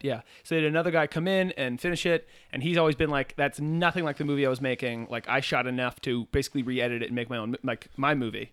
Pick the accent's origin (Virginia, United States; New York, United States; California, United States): Virginia, United States; McLean; we're from McLean, Virginia.